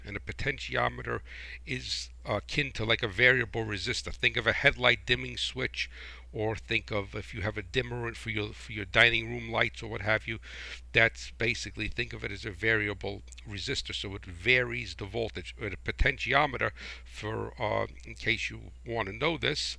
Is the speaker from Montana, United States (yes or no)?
no; New Jersey, United States; I am from New Jersey